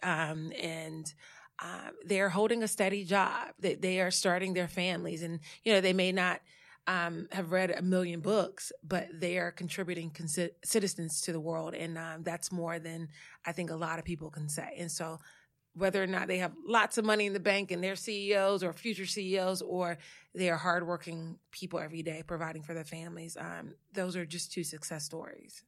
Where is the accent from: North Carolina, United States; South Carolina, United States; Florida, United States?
North Carolina, United States; Saratoga; moved away as an adult; also born or lived in Louisiana; now in New York, United States; I am a Southerner that has, you know, was transplanted, moved to New York, but I am from a little small town called Saratoga, North Carolina, eight hundred people, one stoplight